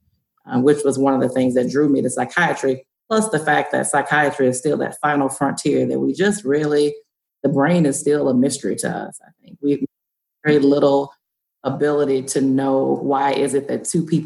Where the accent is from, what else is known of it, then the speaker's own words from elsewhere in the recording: Deep South, United States; I grew up in the Deep South, in the urban area